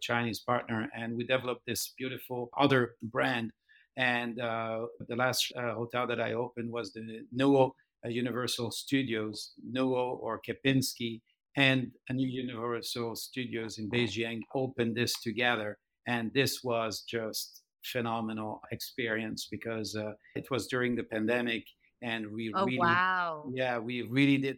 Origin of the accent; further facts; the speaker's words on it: Switzerland; moved away as an adult; also born or lived in Philadelphia; now in Cancún, Mexico; I'm from Switzerland and I did the chef school